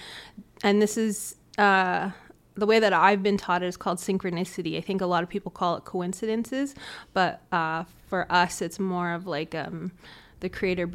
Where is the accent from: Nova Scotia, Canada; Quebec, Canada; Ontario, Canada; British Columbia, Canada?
British Columbia, Canada; Fort St. John; I was born and raised here in Fort St. John.